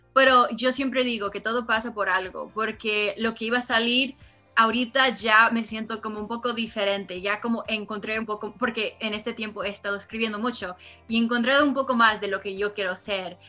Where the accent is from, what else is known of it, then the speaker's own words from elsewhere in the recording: Los Angeles, California, United States; Yo nací aquí en Los Ángeles. Pero yo, como dije, viví al lado de mis abuelos, que yo siempre crecí y estuve muy cerca con la cultura mexicana, aunque obvio vivo en Los Ángeles